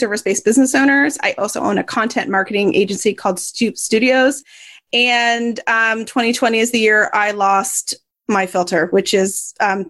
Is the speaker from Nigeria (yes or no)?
no; Canada; I'm Canadian.